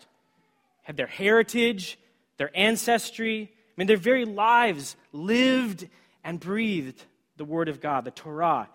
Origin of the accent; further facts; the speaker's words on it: Washington, United States; I grew up on the West Coast in the state of Washington